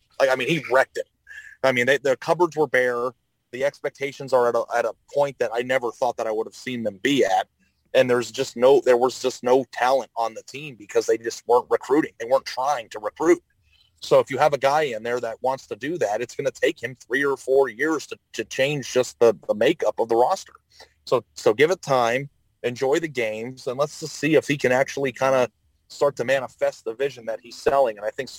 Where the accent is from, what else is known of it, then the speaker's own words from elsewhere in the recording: Arizona, United States; I grew up in Arizona